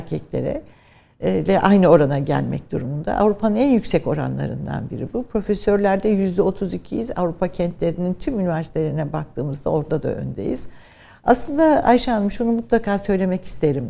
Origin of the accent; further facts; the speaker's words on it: Ankara, Turkey; also born or lived in Trabzon / Birmingham, United Kingdom; Memleketim olması benim için önemliydi ama ben tabii daha çok Ankara'da büyüdüm. İşte eğitim, ilkokul, ortaokul, liseyi Ankara'da.